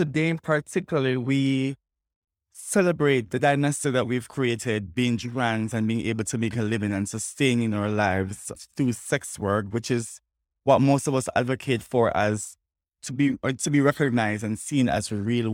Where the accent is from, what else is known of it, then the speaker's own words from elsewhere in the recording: Jamaica; us as transgender Jamaican and us doing sex work